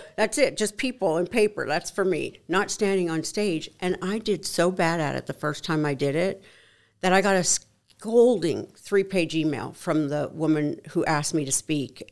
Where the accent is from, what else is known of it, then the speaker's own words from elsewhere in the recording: Canada; moved away as an adult; now in United States; born and raised in Canada